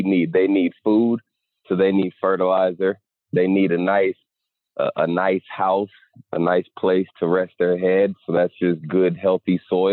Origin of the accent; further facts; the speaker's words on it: Houston, Texas, United States; Currently live in Houston. I guess I'm from Houston.